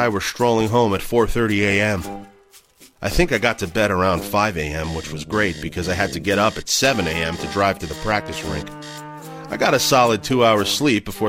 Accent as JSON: {"language": "English", "town": "Dryden", "region": "Ontario", "country": "Canada", "tie": "born or raised there"}